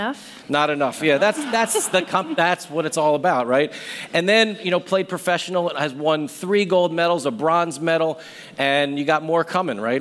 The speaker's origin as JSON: {"language": "English", "town": "Philadelphia", "region": "Pennsylvania", "country": "United States", "tie": "born or raised there", "said": "Philadelphia 76ers, which is my hometown team"}